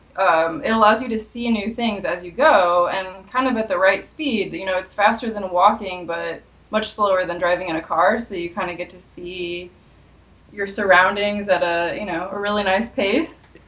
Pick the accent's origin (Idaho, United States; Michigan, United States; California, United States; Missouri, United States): Missouri, United States; St. Louis; moved away as an adult; also born or lived in Los Angeles, United States; I'm from St. Louis originally, and um, basically I went to college in Missouri as well